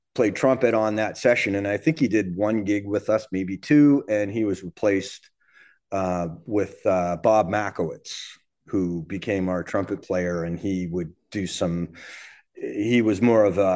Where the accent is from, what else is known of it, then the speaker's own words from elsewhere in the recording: Canada; as a Canadian drummer, a young, you know, teenage Canadian drummer coming up